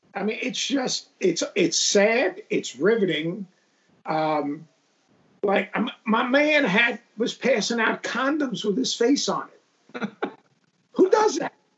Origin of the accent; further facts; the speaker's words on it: New York, United States; moved away; I grew up in New York